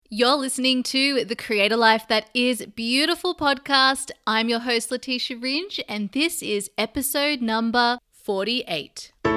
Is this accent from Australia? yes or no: yes; Sydney, New South Wales, Australia; moved away as an adult; now in London, United Kingdom; my hometown where all my family are in Sydney